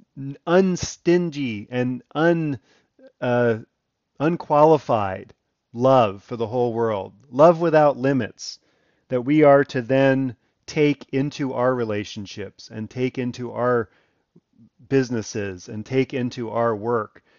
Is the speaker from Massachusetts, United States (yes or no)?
no; Elkridge, Maryland, United States; moved away; I grew up in Elkridge, Maryland, first number of years of my life